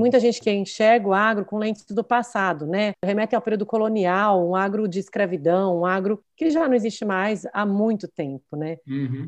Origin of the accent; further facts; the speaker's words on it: Barretos, São Paulo, Brazil; moved away as an adult; Aí vim para Barretos, né, que é minha cidade natal, voltei para cá quando eu casei